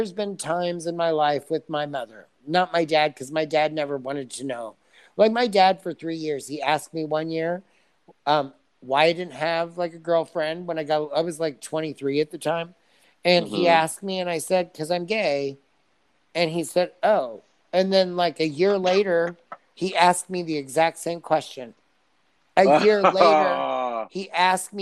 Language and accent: English; Franklin, Indiana, United States; born or raised there